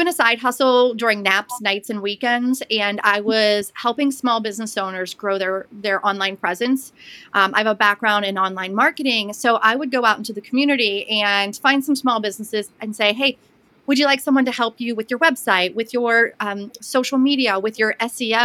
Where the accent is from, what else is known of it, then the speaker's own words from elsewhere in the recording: Pittsburgh, Pennsylvania, United States; also born or lived in Blue Ridge Mountains, Western North Carolina; now in Western North Carolina, United States; I'm originally from the Pittsburgh area, but live in the Blue Ridge Mountains of Western North Carolina.